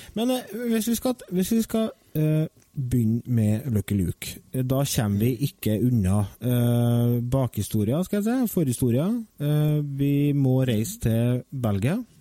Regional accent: Verdal, Trøndelag, Norway; Fra Verdalen, født og oppvokst.

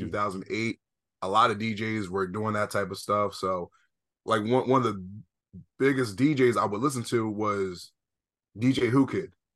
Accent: East Coast, United States; I'm from the East Coast

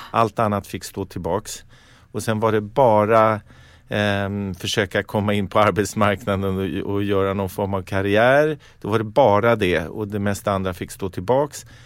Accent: Stockholm, Stockholm County, Sweden; Jag gick i skolan eh, inte långt härifrån, i Franska skolan.

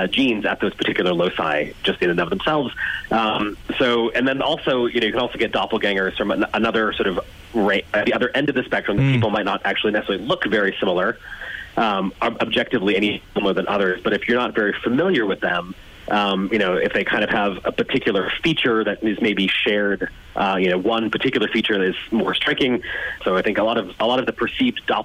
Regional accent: United States; I'm American, as you can tell from my voice

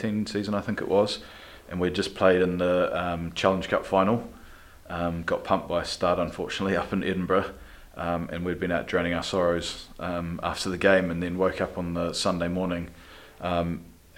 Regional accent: Christchurch, Canterbury, New Zealand; moved away as an adult; also born or lived in Gloucester; I was born and bred in Christchurch

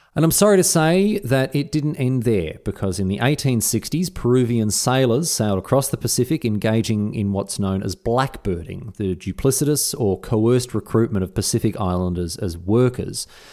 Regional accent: Australia; as an Australian

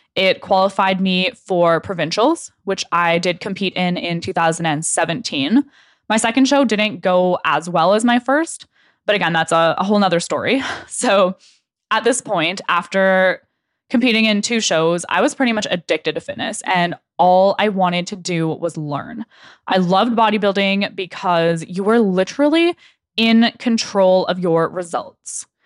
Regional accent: Okanagan, British Columbia, Canada; moved away as an adult; also born or lived in Lower Mainland, British Columbia; I grew up in the Okanagan

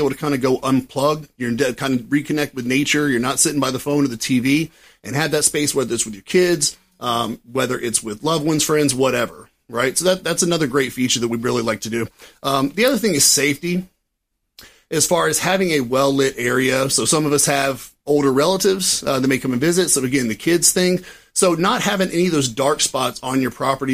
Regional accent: Florida, United States; also born or lived in Tallahassee, Florida / Fort Myers, Florida; now in St. Petersburg, United States; born and raised in Florida. I mean, I was born in Tallahassee. That's kind of South Georgia, but I am Florida through and through.

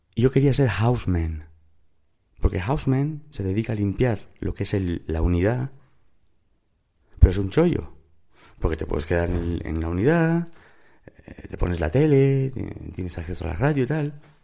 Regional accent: Spain; also born or lived in United States; es cierto que soy español, pero también es cierto que me fui a España con casi tres años.

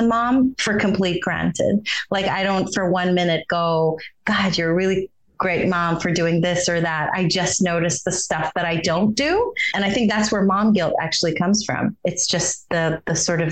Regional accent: Israel; moved away; growing up in Israel

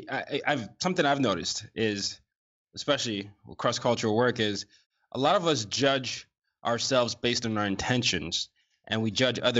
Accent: Nigeria; American international school before going back to Nigeria, I went through this pendulum swing of being too Nigerian to not being Nigerian enough when I got back to Nigeria

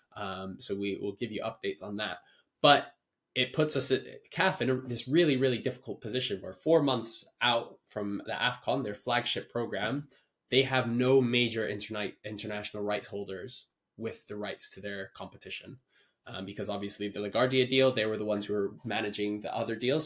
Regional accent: Kenya; as a Kenyan viewer

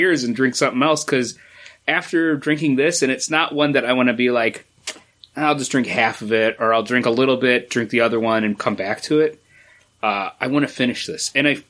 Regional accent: Boston Hills, New York, United States; I grew up in the Boston Hills of New York

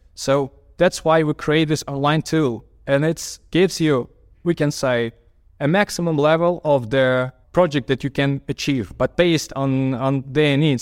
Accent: Kyiv, Ukraine; a architect from Kyiv.

